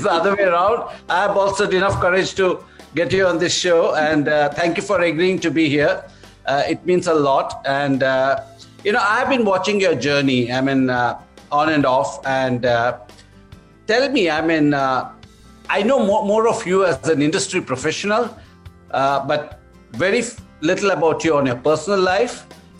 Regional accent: South India, India; also born or lived in Delhi / Mumbai / Bangalore; I'm from South India, but I've lived my life in Delhi, in Mumbai, in Bangalore, in many parts of the country.

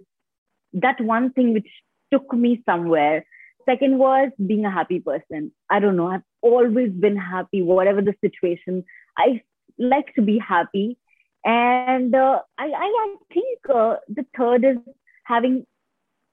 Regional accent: Jharkhand, India; I have completely been born and brought up in India

